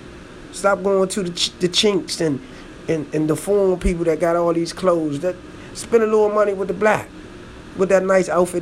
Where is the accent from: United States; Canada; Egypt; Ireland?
United States; Washington, District of Columbia; I'm from Washington, D.C., so, man, you know, in the district